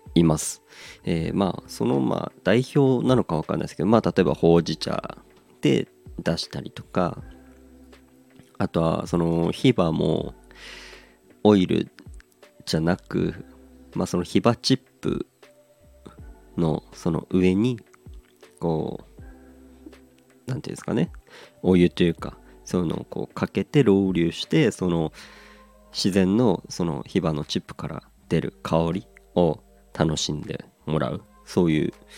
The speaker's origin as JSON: {"language": "Japanese", "region": "Aomori", "country": "Japan", "tie": "born or raised there", "said": "僕はもう結構青森出身"}